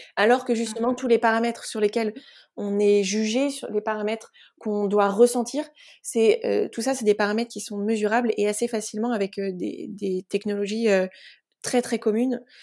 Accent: Sologne, Centre-Val de Loire, France; je suis originaire de, Sologne, donc dans, la région centre

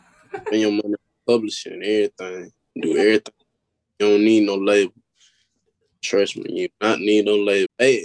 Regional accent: Pensacola, Florida, United States; I'm from Pensacola, Florida

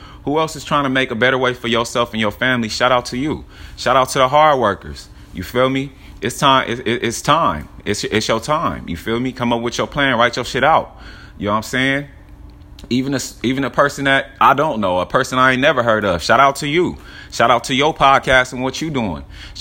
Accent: Long Beach, California, United States; I'm from California. I'm from Long Beach, California

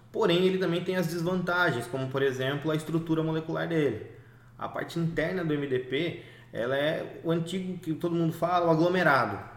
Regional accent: Sorocaba, São Paulo, Brazil; Nós somos de Sorocaba, tanto eu quanto o Robson.

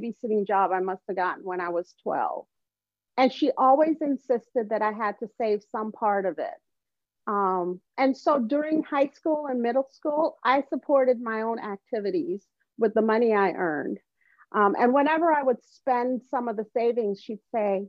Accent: Evanston, Illinois, United States; also born or lived in Jamaica; I grew up in a wealthy, affluent suburb

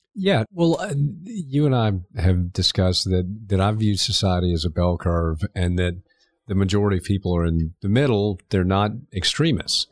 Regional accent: Augusta, Georgia, United States; also born or lived in Montreal, Canada; I was born in Montreal, moved to Augusta when I was four

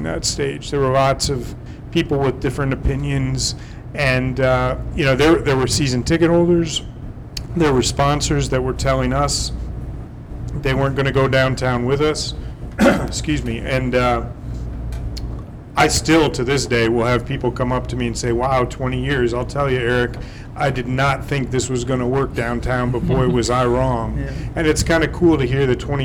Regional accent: Philadelphia, Pennsylvania, United States; moved away as an adult; also born or lived in Arizona; now in Toledo, United States; I'm from the Philadelphia area

